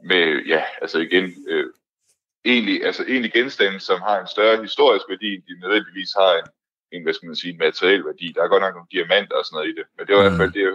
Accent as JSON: {"language": "Danish", "country": "Denmark", "said": "som dansker"}